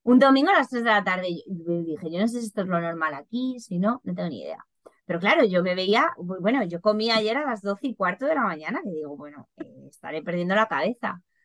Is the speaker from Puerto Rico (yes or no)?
no; Madrid, Community of Madrid, Spain; moved away as an adult; now in Ireland; siendo madrileña